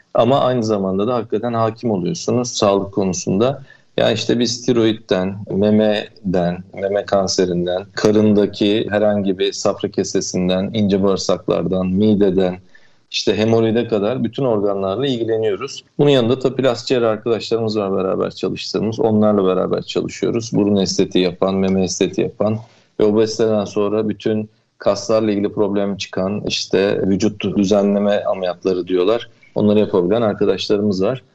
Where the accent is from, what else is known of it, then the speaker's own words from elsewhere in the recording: Denizli, Turkey; also born or lived in Izmir; now in Fethiye, Turkey; Ben 1977 Denizli doğumluyum.